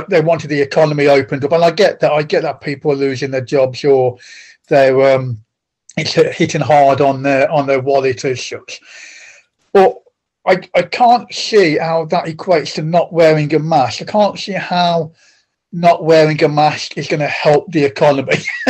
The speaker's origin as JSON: {"language": "English", "town": "Penkridge", "region": "West Midlands", "country": "United Kingdom", "tie": "born or raised there", "said": "Grew up in it's a little place called Penkridge, which is in the little market town. Well, it's quite a big market town now. When I grew up there, it's very small."}